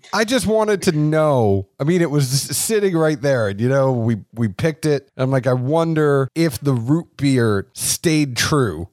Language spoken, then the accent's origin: English; Boston, Massachusetts, United States; I am the guy from Boston